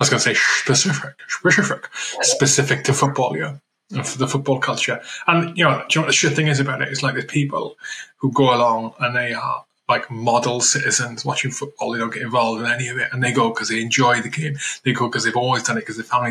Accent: Wales, United Kingdom; I'm from Wales

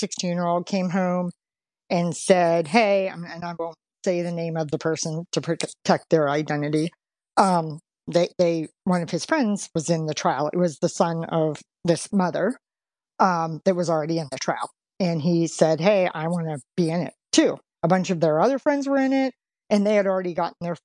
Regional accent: Pennsylvania, United States; now in Cincinnati, United States; We're actually both from Pennsylvania

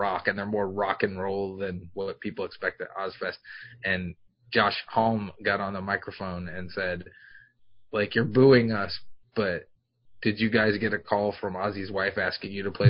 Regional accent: New York, United States; I'm from New York.

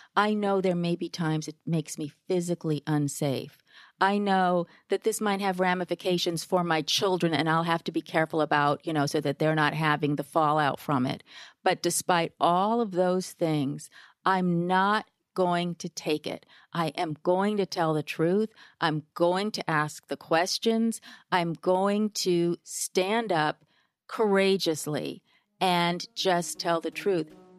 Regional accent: Berkeley, California, United States; I grew up in Berkeley.

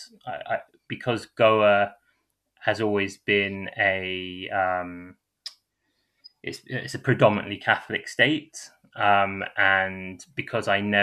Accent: London, United Kingdom; also born or lived in Bounds Green, London; I grew up in St. Newington, and then after that, my family moved to Bounds Green, which is in the north of London.

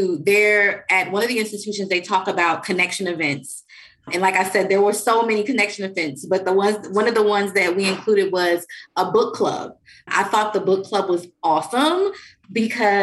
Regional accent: New York City, New York, United States; I'm from New York City

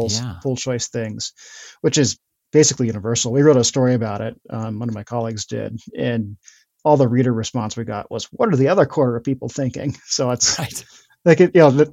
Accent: a suburb of Portland, Oregon, United States; moved away as an adult; now in Montana, United States; I grew up in a suburb of Portland, Oregon

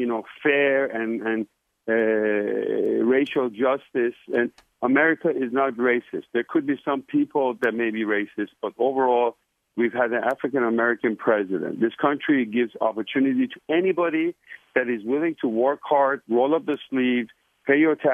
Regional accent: Iran; now in United States; I was born in Iran, beautiful, beautiful country.

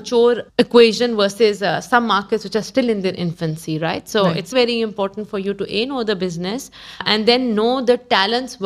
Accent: Pakistan; moved away as an adult; also born or lived in Africa / GCC; now in Dubai, United Arab Emirates; Went back to my country as an HR director for a Pakistan subsidiary

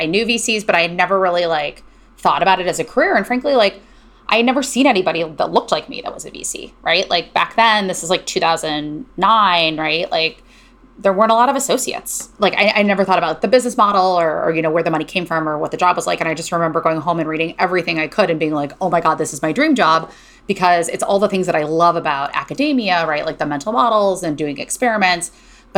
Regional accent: Cleveland, Ohio, United States; moved away as an adult; also born or lived in Berkeley, California; I grew up in Cleveland, Ohio.

